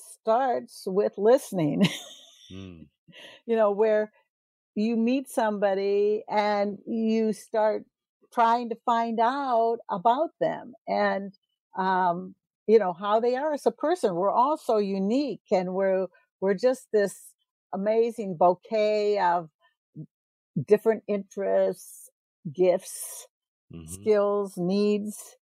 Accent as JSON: {"language": "English", "region": "Ohio", "country": "United States", "tie": "born there", "said": "Well, I was born in Ohio, but I've lived all over the U.S."}